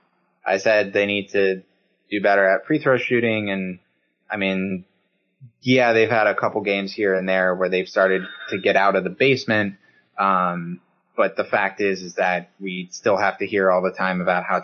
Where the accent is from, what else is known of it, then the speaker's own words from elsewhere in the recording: Northern Michigan, United States; I'm from Northern Michigan